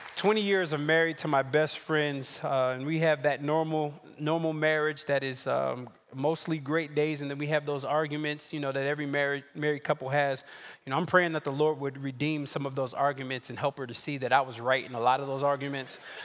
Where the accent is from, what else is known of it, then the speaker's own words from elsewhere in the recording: New York City, New York, United States; I'm from Brooklyn.